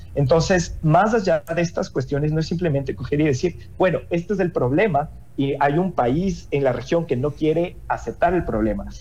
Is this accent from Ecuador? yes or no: yes; Ecuador; eso que nos dice también como ecuatorianos